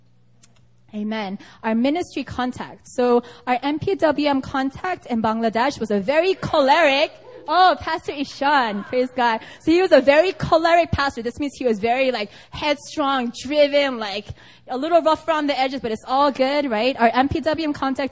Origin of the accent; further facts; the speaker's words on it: United States; now in South Korea; I am from America